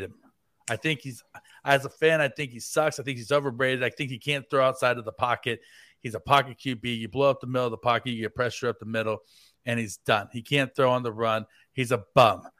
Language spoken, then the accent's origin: English; United States; being American